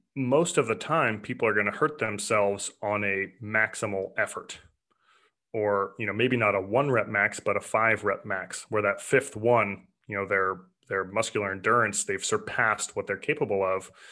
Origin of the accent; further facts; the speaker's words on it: Portland, Oregon, United States; I grew up in Portland, Oregon